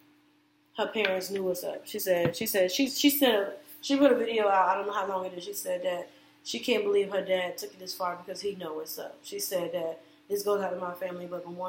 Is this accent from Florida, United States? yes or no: yes; Orlando, Florida, United States; I'm from Orlando